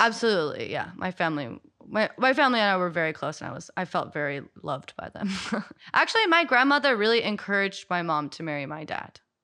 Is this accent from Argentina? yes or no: no; United States; growing up in America